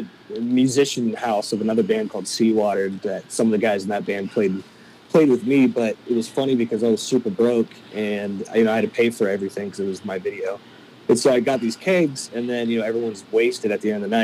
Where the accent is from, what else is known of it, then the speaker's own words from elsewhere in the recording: Charleston, South Carolina, United States; moved away as an adult; also born or lived in Nashville; I'm from Charleston, South Carolina